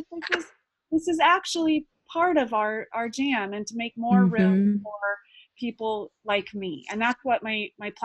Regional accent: Santa Cruz, California, United States; I grew up in Santa Cruz, California

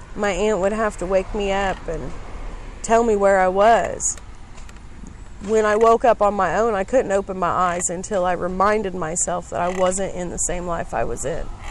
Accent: Greensburg, Indiana, United States; moved away as an adult; also born or lived in Las Vegas, Nevada; that's the way we were raised in Decatur County

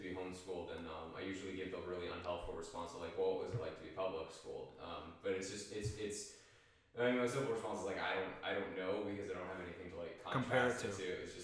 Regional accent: Erie, Pennsylvania, United States; born there; The irony is actually I was born in Pennsylvania.

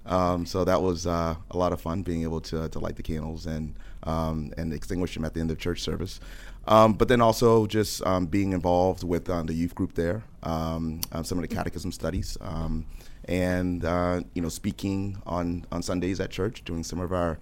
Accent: New Orleans, Louisiana, United States; New Orleans.

